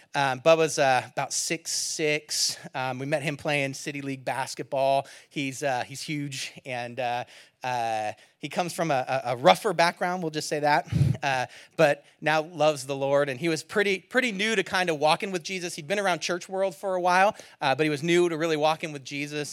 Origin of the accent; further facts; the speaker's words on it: Antioch, California, United States; I grew up in Antioch, California, East Bay.